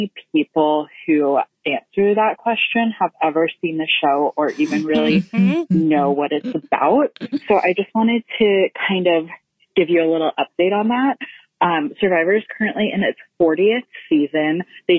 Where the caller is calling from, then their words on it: Memphis, Tennessee, United States; I'm calling from Memphis.